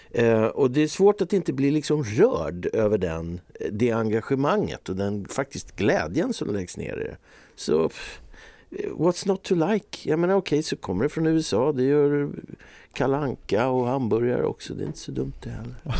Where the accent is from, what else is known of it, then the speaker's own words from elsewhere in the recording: Eckerö, Åland Islands; När jag var liten i, i Björnhuvud då, i Eckerö så vi hade liksom varenda gård hade två, tre kor